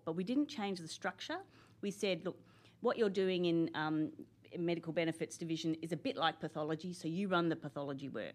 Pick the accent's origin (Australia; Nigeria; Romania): Australia; Canberra, Australian Capital Territory; I'm one of those people who are from Canberra. I, I, I grew up here